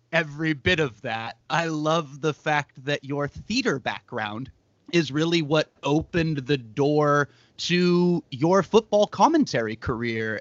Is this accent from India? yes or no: no; Watsonville, California, United States; my hometown of Watsonville